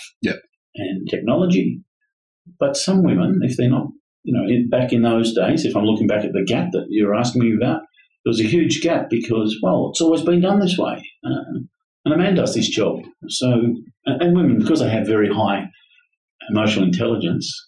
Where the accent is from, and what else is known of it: Australia; also born or lived in Brazil / Florida